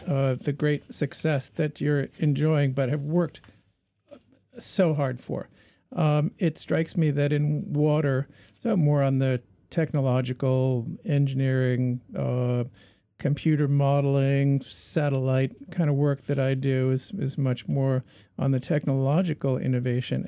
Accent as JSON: {"language": "English", "country": "Canada", "said": "we're Canadian"}